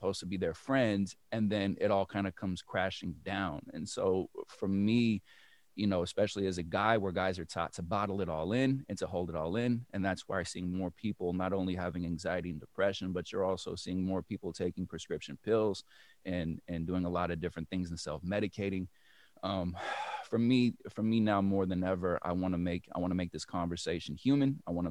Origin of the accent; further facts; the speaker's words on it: Berkeley, California, United States; moved away as an adult; also born or lived in New York / Detroit area / Los Angeles; now in Detroit, United States; I originally come from the Bay Area. I was raised in Berkeley.